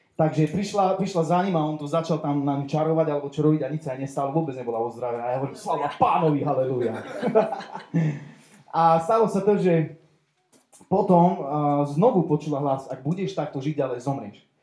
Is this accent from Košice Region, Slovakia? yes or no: yes; Košice, Košice Region, Slovakia; som z Košic, eh, mám 35 rokov